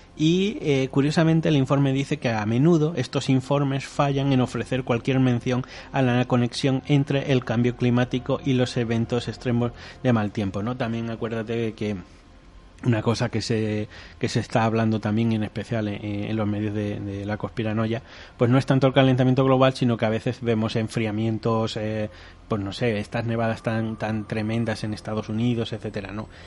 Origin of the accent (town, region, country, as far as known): Spain